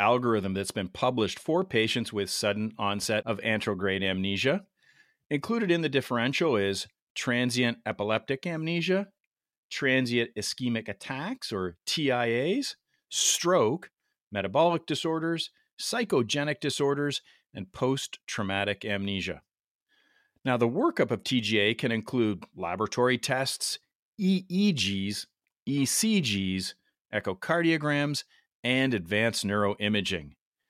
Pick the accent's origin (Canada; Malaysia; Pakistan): Canada; Yeah, as a Canadian, I've got... I got two colors, red and white.